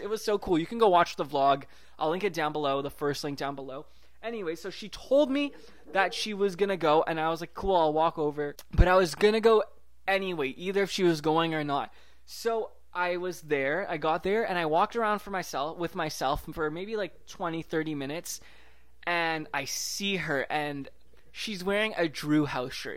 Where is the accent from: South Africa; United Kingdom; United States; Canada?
Canada; Vancouver, British Columbia; also born or lived in Toronto; I was from Vancouver